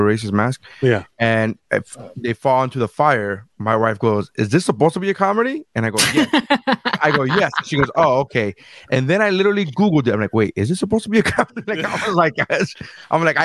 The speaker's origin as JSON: {"language": "English", "country": "Nicaragua", "moved": "yes", "said": "we're from Nicaragua"}